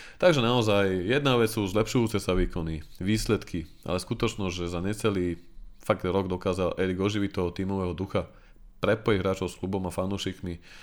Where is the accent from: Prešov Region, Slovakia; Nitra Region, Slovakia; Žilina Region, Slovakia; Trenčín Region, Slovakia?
Nitra Region, Slovakia; Nitra; Ja som moje rodné Nitre fandil od malička